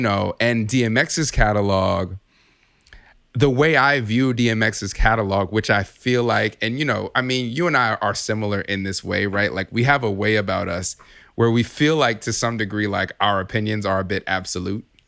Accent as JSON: {"language": "English", "region": "California", "country": "United States", "tie": "born or raised there", "lives_now": "Chicago, United States", "said": "I'm originally from Chicago, I'm, I'm mostly, you know, came up in, in California"}